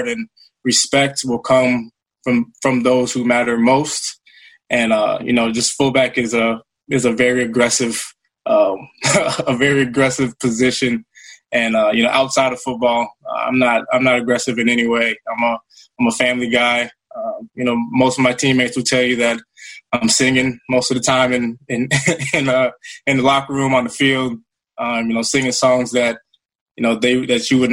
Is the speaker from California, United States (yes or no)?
no; Minnesota, United States; to be in my home state and be close to family